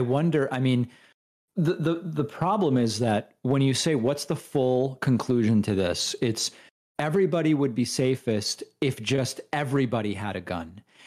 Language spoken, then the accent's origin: English; Argentina; I'm from Argentina